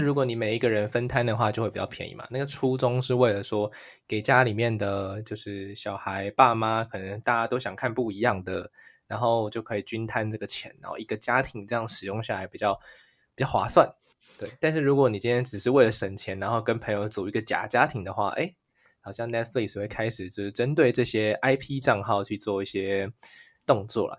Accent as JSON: {"language": "Chinese", "country": "Taiwan", "moved": "yes", "lives_now": "Japan", "said": "身为一个台湾人"}